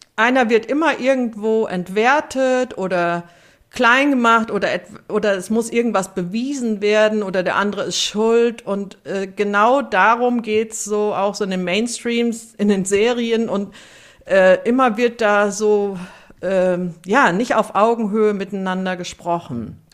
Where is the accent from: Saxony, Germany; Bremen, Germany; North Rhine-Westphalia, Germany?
North Rhine-Westphalia, Germany; Siegen; ich bin 1963 in Siegen geboren.